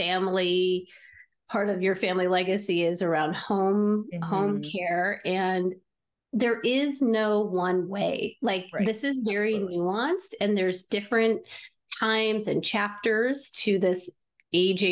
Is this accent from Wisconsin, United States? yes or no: no; Omaha, Nebraska, United States; my hometown of Omaha